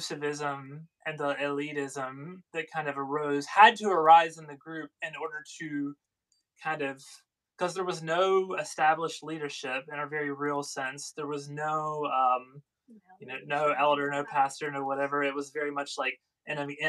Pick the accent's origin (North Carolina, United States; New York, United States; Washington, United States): North Carolina, United States; moved away as an adult; also born or lived in Florida; now in Alabama, United States; my hometown of North Carolina